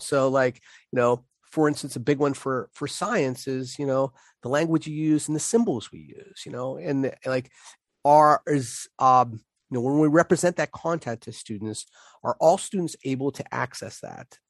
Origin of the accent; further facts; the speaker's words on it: Pittsburgh, Pennsylvania, United States; accent: Pittsburgh; my Pittsburgh accent